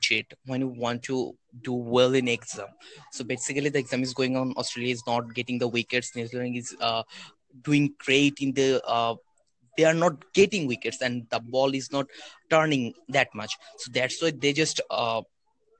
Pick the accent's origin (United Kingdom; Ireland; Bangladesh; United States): Bangladesh; I'm from Bangladesh